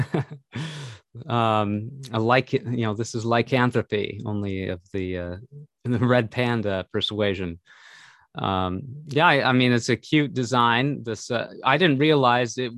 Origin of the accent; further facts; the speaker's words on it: Minnesota, United States; we grew up in Minnesota.